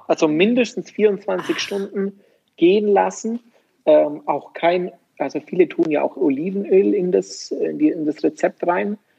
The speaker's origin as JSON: {"language": "German", "country": "Germany", "said": "bei uns in Deutschland"}